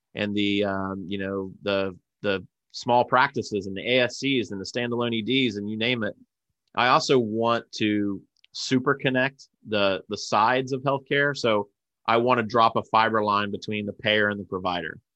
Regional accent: Ohio, United States; my hometown, Police, Ohio

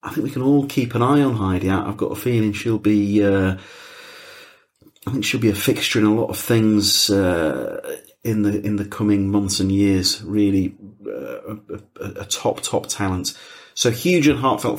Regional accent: Yorkshire and the Humber, United Kingdom; moved away; I'm from West Yorkshire. I mean, I don't go back as much as I used to, but I'm from West Yorkshire

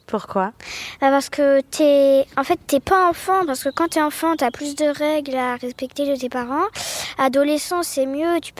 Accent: Paris, Île-de-France, France; born there; j'ai 10 ans, je suis née à Paris et euh, j'ai fait du hip-hop.

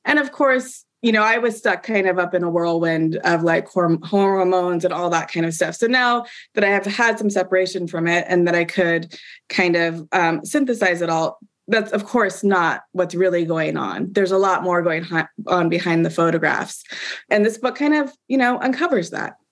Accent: Portland, Oregon, United States; I grew up in Portland. I grew up on the West Coast

